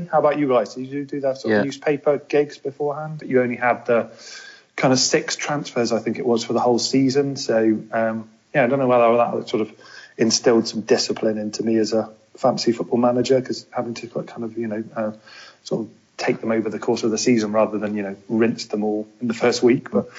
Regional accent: Bristol, South West England, United Kingdom; also born or lived in London / Cardiff; I was born just outside of London, then moved down to the West Country, which is where I live. So I live in Bristol. Studied in Cardiff, though, lived there for a few years, and then returned to Bristol.

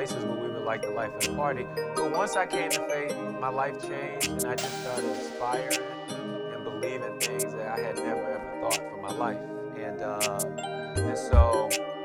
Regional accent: Chicago, Illinois, United States; I love and lead in the city of Chicago. I was born and raised here in the city

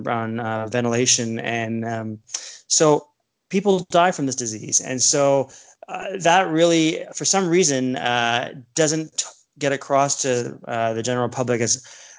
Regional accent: Toronto, Ontario, Canada; also born or lived in Ottawa / Saskatoon, Saskatchewan; now in Niagara Falls, Canada; Growing up in Scarborough, I was in the suburb of the largest city in Canada.

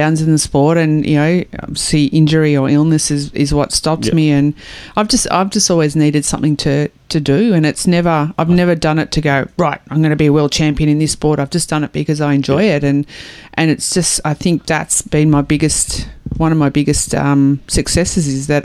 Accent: Australia

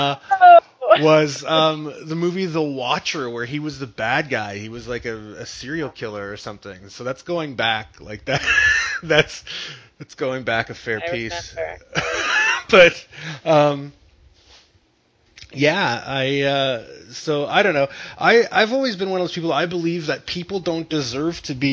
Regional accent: Canada; I'm from Canada too.

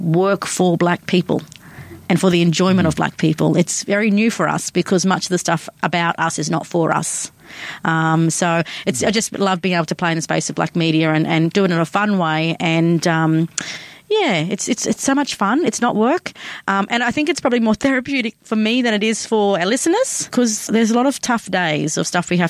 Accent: Brisbane, Queensland, Australia; born and raised in Brisbane, or Meanjin as we call it, and home for me is out of western suburb of Inala in Brisbane

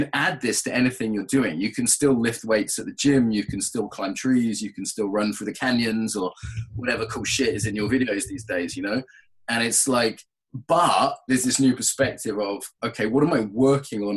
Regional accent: England, United Kingdom; also born or lived in Russia / Brazil; I'm from an Irish background, but I grew up in England.

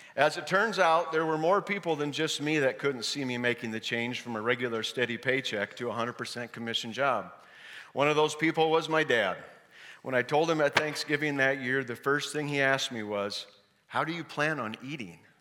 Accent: Parkersburg, Iowa, United States; I was born and raised in Parkersburg, Iowa

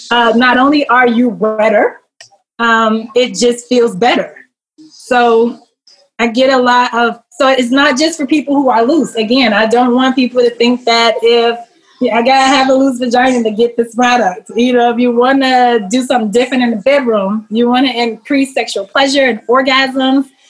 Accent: Chicago, Illinois, United States; Born and raised though, Chicago, born and raised

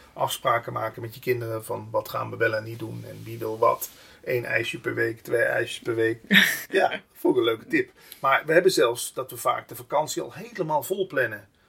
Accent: Limburg, Netherlands; accent: Limburgish dialect; moved away; ik kom oorspronkelijk uit Limburg.

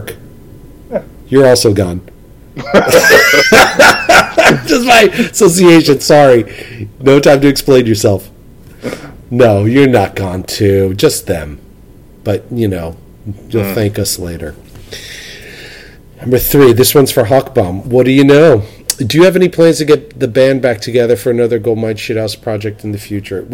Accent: New York City, New York, United States; I'm a New Yorker

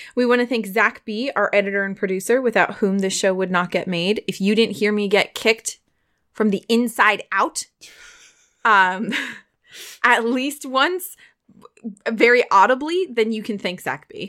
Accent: Pennsylvania, United States; I'm from the cities of Pennsylvania

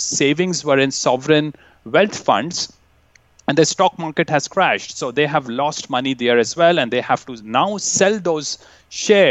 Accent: India; now in Vancouver, Canada; I grew up in India

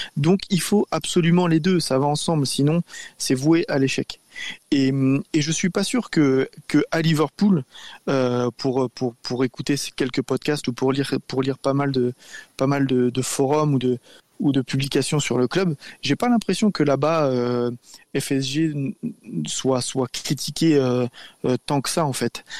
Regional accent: France; chez nous, en France

